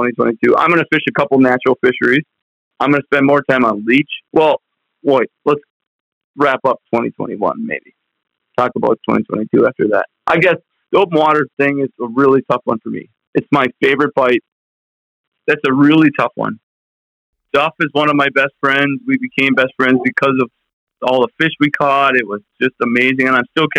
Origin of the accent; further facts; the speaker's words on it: Minnesota, United States; I'm from Minnesota